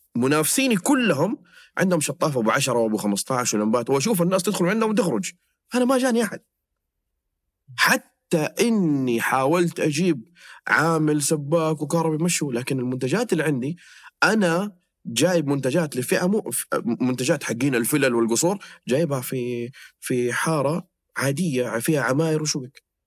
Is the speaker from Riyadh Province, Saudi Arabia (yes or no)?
no; Jeddah, Makkah Province, Saudi Arabia; عندنا في جده